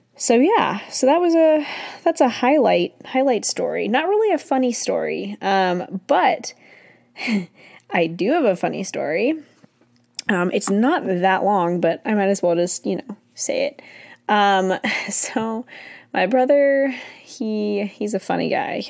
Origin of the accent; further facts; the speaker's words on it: California, United States; also born or lived in Irvine / San Diego; I was born and raised in California, technically, I was born in Irvine